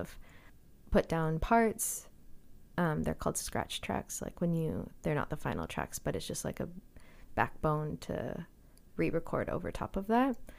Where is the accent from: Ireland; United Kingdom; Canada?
Canada; Calgary, Alberta; moved away as an adult; also born or lived in Boston; now in Victoria, Canada; Yeah, so I grew up in Calgary